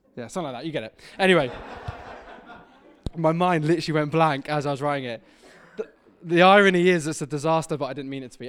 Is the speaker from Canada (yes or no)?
no; Devon, South West England, United Kingdom; now in Wirral, United Kingdom; I'm originally from Devon.